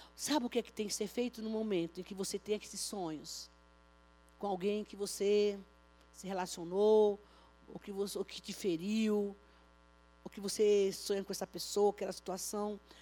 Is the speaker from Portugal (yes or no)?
no; Bahia, Brazil; now in São Paulo, Brazil; lá na minha terra, viu? Lá na Bahia